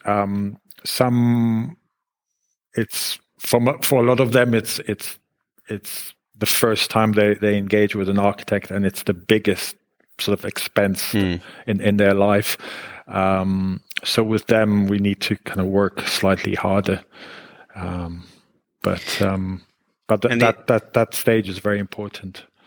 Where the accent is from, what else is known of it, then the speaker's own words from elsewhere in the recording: Israel; moved away as an adult; now in United Kingdom; I was born in Israel and I grew up in Israel